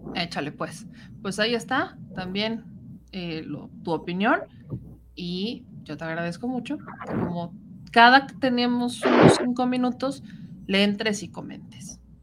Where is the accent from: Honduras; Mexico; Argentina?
Mexico; Puebla; con los que somos de Puebla